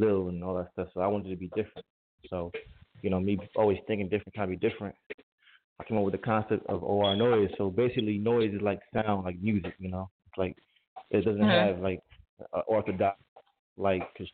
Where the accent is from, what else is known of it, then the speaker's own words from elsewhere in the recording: New York, United States; moved away as an adult; now in Philadelphia, United States; Originally, I'm from New York, but I came to Philly